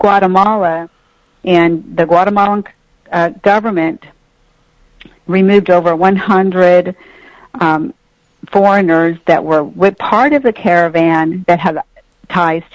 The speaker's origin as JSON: {"language": "English", "region": "Texas", "country": "United States", "said": "I'm from Texas"}